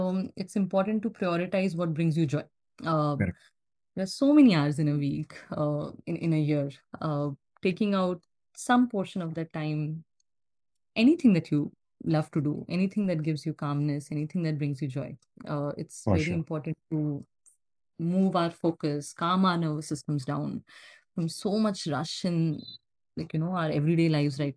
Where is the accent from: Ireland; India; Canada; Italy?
India; central India; now in San Francisco Bay Area, United States; I was born and raised in Central India, but now I live in SF Bay Area, San Francisco Bay Area.